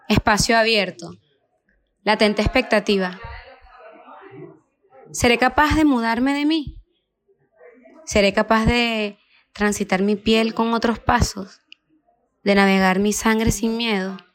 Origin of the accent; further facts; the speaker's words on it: Venezuela; moved away as an adult; now in Barcelona, Spain; soy venezolana, vivo en Barcelona, bueno, en Cataluña desde hace ocho años.